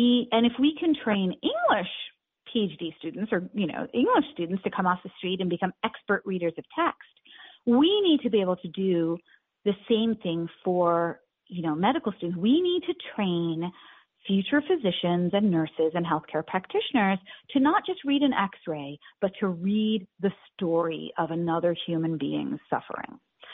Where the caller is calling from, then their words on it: New York, United States; And in answer to your question, I'm actually calling from New York